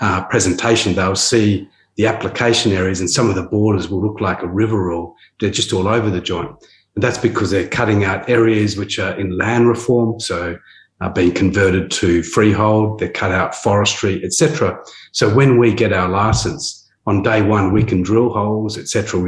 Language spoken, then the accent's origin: English; Perth, Western Australia, Australia; I grew up in Perth, and I used to work on exploration drilling rigs